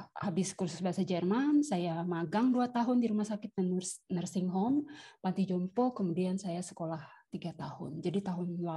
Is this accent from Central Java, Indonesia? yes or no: no; Papua, Indonesia; Saya asal dari Papua, dulu kuliah di Malang